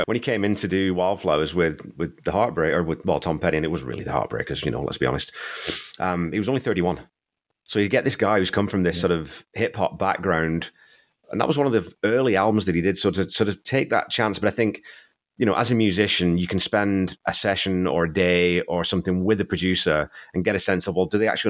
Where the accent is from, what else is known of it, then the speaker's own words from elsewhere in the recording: England, United Kingdom; Even though I'm a Northerner, and he was a Conservative MP.